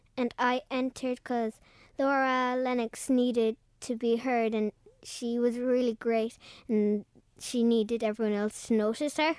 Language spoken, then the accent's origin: English; Mallow, Munster, Ireland; I'm from Drumahan in Mallow in Cork.